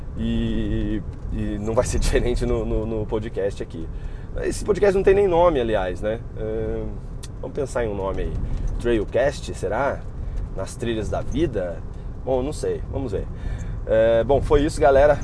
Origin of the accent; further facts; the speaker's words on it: Taubaté, São Paulo, Brazil; sou de Taubaté, trabalho em Campos do Jordão